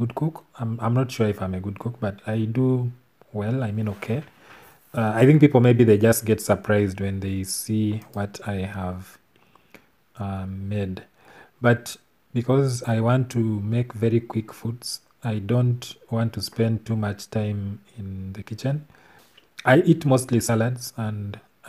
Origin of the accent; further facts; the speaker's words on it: Tororo, Eastern Region, Uganda; I grew up in Tororo